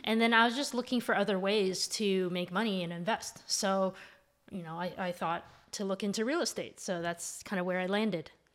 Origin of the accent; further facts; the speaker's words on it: Mississauga, Ontario, Canada; now in Toronto, Canada; I grew up in Mississauga. I now live in Toronto.